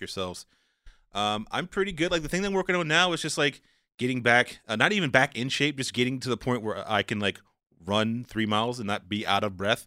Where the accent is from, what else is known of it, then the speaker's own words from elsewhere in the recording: the South, United States; I'm a black guy, I'm from the South